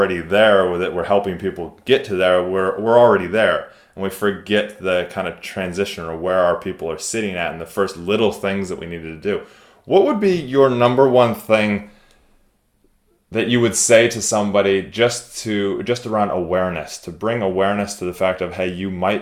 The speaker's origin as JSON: {"language": "English", "country": "United States", "moved": "yes", "said": "I'm American at heart, even though I live here."}